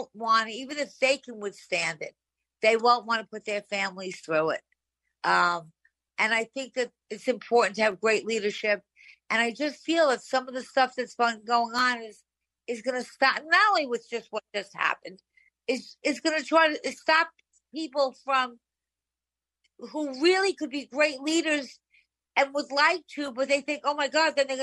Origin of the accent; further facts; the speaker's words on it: New York, United States; I'm a New Yorker